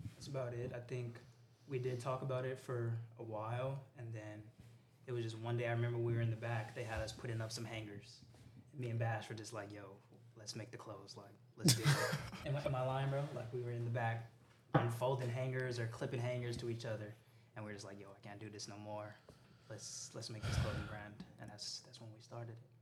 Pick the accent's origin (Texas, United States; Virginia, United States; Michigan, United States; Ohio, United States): Texas, United States; El Paso; moved away as an adult; also born or lived in San Antonio; I grew up in El Paso.